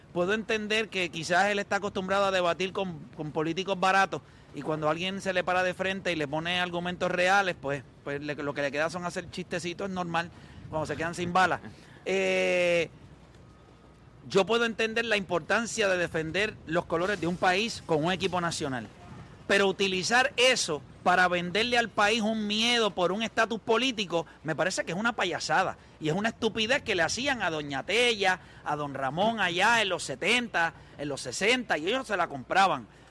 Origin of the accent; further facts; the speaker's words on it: Puerto Rico; nosotros como puertorriqueños